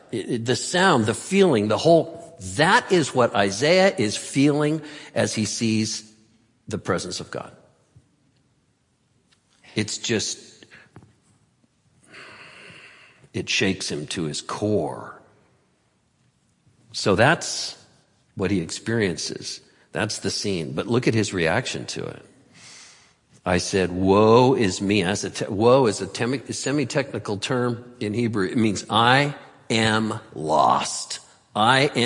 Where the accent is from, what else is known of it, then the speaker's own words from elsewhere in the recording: Santa Cruz, California, United States; I'm from Santa Cruz and get earthquakes down there a lot